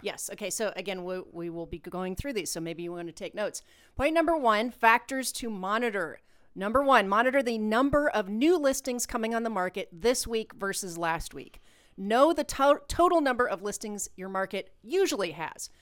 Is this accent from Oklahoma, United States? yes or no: no; Ohio, United States; moved away; also born or lived in Puerto Rico; we're from Ohio